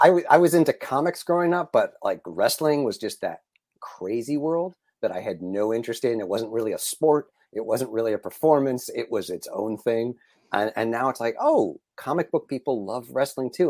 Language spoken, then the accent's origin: English; New England, United States; now in Los Angeles, United States; I grew up in New England, So, I'm a New England sports fan.